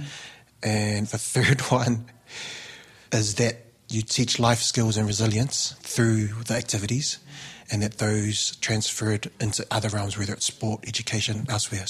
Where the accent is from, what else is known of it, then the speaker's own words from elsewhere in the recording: Auckland, New Zealand; Being Samoan, growing up in South Auckland, going to King's College on a scholarship